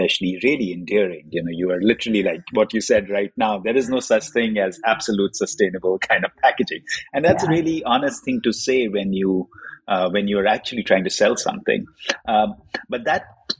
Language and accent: English; India; I grew up in India, and in a pulp and paper packaging environment, that's what my father did.